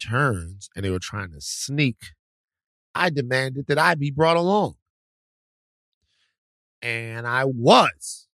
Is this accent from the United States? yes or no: yes; the South, United States; I was raised in the South